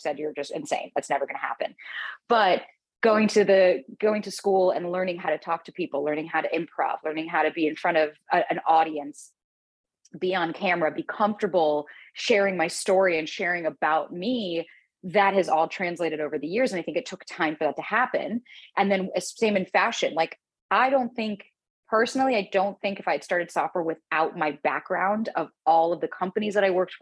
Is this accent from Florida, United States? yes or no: yes; South Florida, United States; moved away as an adult; also born or lived in New York; I was born in South Florida. Both of my parents came to America, and then they moved to Florida to have me.